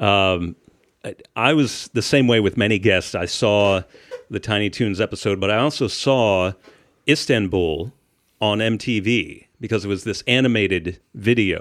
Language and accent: English; Shippensburg, Pennsylvania, United States; now in Indiana, United States; I'm from Shippensburg, which is in the middle of the state, in Amish country